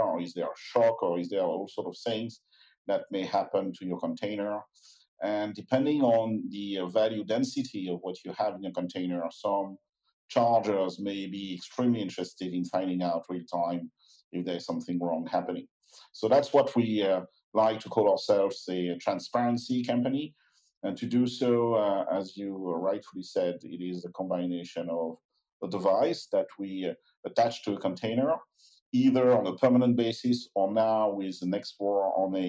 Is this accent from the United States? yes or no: no; France; accent: French; I'm keeping my French accent